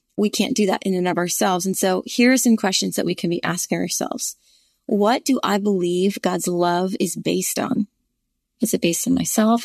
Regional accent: the North, United States; now in Virginia, United States; I grew up in the North

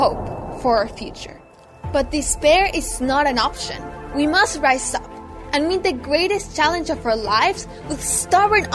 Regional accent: Mexico; moved away; my hometown actually flooded when I was 13 years old in Mexico

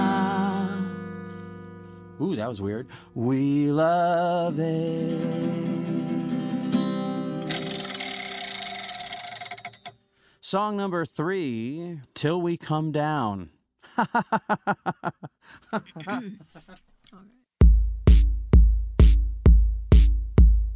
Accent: Olympia, Washington, United States; I'm from Olympia.

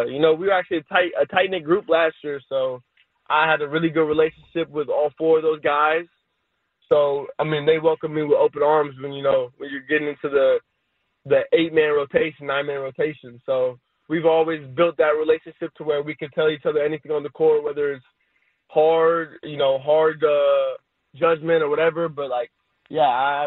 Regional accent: California, United States; I was born in California, I was raised in California, and I've only lived in California, so I think I could easily call myself a Cali kid

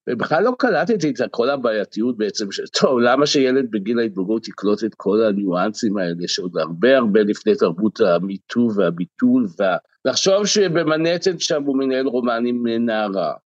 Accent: Central District, Israel; גדלתי במושב בעמק חפר בשנות ה-60, אז נחשפתי לוודי אלן בשנות ה-70.

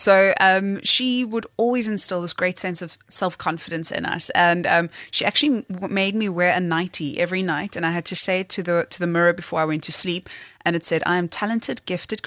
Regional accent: Cape Town, Western Cape, South Africa; I grew up in Blackheath

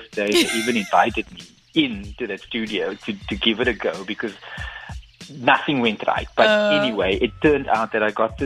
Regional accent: Cape Town, Western Cape, South Africa; also born or lived in Kensington, Cape Town; I grew up in Belhar and went to Erika Primary.

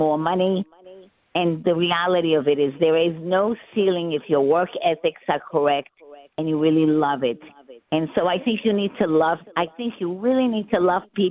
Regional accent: New York City, New York, United States; I'm a girl from Brooklyn.

